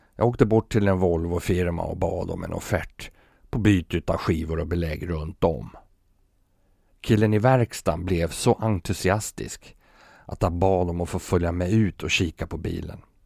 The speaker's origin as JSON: {"language": "Swedish", "country": "Sweden", "moved": "as an adult", "lives_now": "Copenhagen, Denmark", "said": "här hemma i Sverige"}